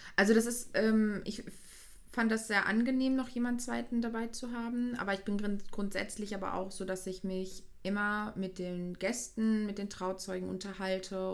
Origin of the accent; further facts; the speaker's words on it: Hüllhorst area, North Rhine-Westphalia, Germany; also born or lived in Giessen, Hesse; ich hier aus der Heimat komme, also ich komme so Hülle aus der Ecke